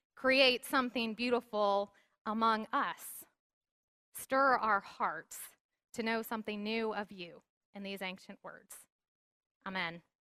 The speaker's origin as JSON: {"language": "English", "region": "the South", "country": "United States", "tie": "born or raised there", "said": "I grew up in the South where it was so common to see bumper stickers"}